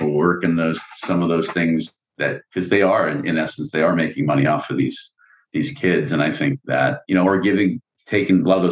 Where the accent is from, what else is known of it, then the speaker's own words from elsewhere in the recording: California, United States; we're from California